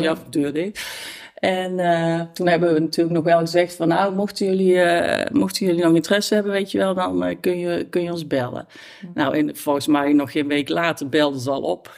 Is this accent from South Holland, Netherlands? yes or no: no; Tilburg, North Brabant, Netherlands; ik kom zelf uit, uit, uit Tilburg-Noord. Ik ben geboren, getogen Tilburg.